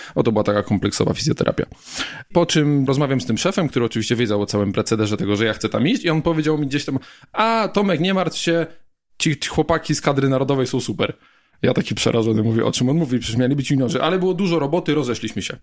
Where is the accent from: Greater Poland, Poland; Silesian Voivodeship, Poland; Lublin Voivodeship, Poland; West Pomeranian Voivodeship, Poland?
Silesian Voivodeship, Poland; Gliwice; moved away; also born or lived in Szczyrk; ja ogólnie pochodzę z Gliwic, tam się wychowałem, tam się urodziłem